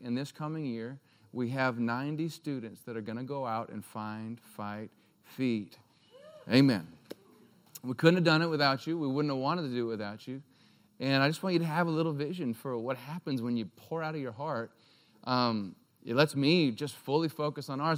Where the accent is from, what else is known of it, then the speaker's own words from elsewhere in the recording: Alaska, United States; moved away as an adult; also born or lived in Durango, Colorado; I'm from Alaska